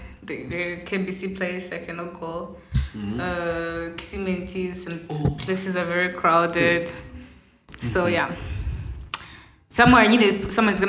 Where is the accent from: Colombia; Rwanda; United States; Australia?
Rwanda; people from Rwanda, we are the second in Africa in alcohol consumption.